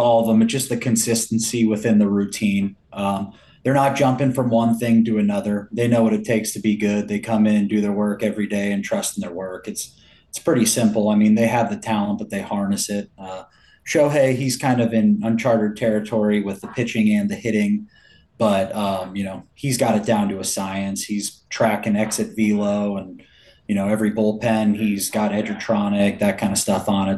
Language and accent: English; Milwaukee, Wisconsin, United States; I was born in Milwaukee